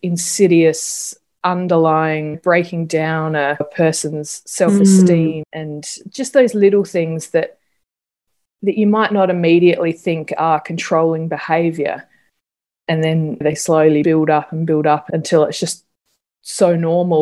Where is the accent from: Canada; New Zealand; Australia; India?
Australia; South Australia; I'm from South Australia